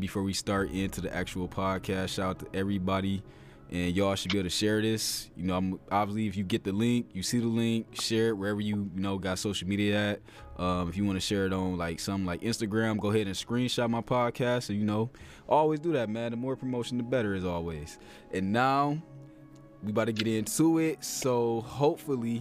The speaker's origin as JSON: {"language": "English", "region": "Ohio", "country": "United States", "said": "an Ohio boy"}